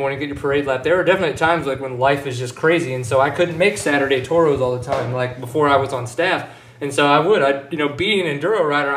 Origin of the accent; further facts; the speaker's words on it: New Orleans, Louisiana, United States; now in Texas, United States; growing up in New Orleans